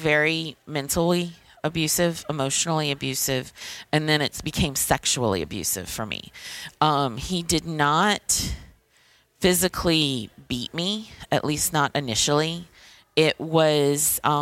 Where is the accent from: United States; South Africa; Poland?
United States; Thibodaux, Louisiana; now in New Orleans, United States; I'm originally from Thibodaux, Louisiana, but I live in New Orleans